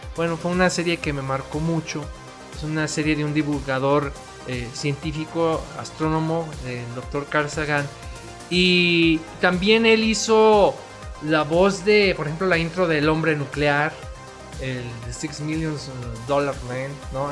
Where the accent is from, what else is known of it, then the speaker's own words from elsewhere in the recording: León, Guanajuato, Mexico; also born or lived in Guadalajara, Jalisco; yo nací en Guadalajara, pero pues soy panza verde. La verdad es que soy hijo adoptivo de esta hermosa ciudad, León, Guanajuato.